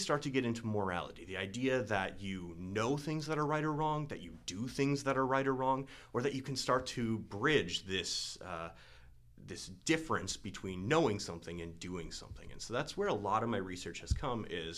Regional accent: Marquette, Michigan, United States; moved away; I'm originally from the Upper Peninsula, Michigan, about 3 hours northeast of here in Marquette, Michigan

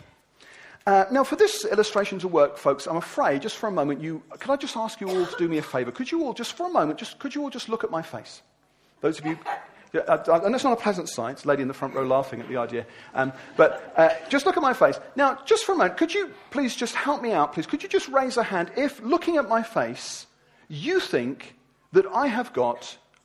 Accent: Wimbledon, London, United Kingdom; I'm from Wimbledon.

